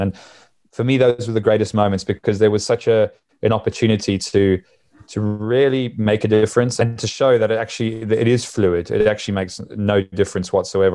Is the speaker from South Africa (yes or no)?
yes; Durban, KwaZulu-Natal, South Africa; moved away; growing up in Durban, where, where I grew up in South Africa